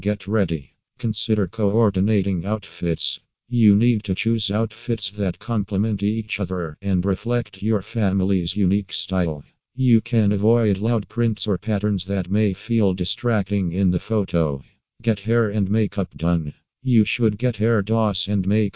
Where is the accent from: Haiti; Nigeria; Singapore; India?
Singapore; from Singapore